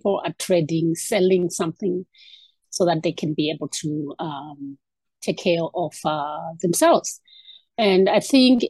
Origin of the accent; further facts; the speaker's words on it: Zimbabwe; I was born in Zimbabwe. This year it would be about 54 years ago. I was raised in back then in Zimbabwe